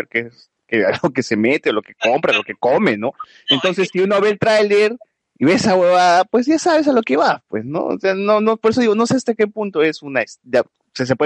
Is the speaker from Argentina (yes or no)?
no; Peru; debemos apoyar el cine peruano porque es peruano y somos peruanos y debemos apoyar entre nosotros.